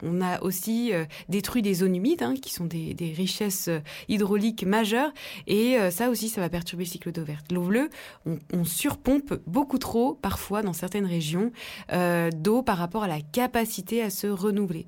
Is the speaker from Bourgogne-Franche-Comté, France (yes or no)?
yes; Dijon, Bourgogne-Franche-Comté, France; born or raised there